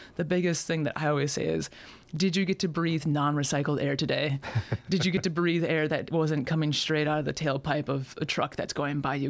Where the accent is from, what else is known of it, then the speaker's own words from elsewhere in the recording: Superior Hiking Trail area, Minnesota, United States; moved away; also born or lived in Alaska; Superior Hiking Trail back in my hometown